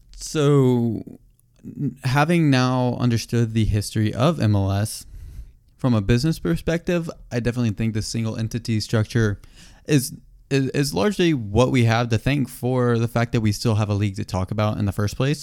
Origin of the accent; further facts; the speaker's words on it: United States; we're American